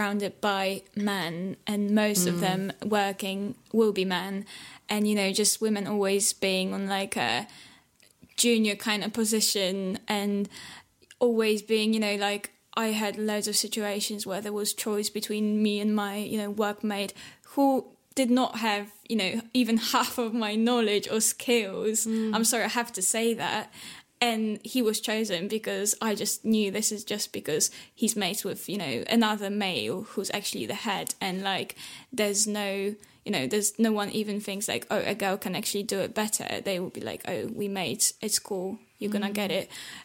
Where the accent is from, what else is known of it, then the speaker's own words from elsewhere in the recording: Poland; now in London, United Kingdom; growing up in Poland